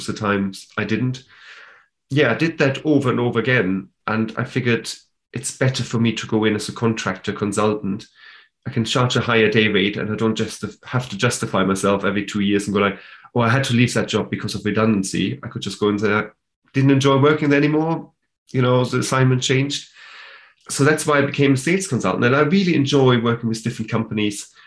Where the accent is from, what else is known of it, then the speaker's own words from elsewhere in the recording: Germany; now in United Kingdom; I am from Germany. That's why I'm German.